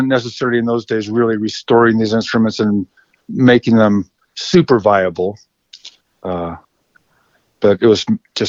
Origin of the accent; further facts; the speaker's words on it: Salt Lake City, Utah, United States; now in Idaho, United States; I grew up in Salt Lake City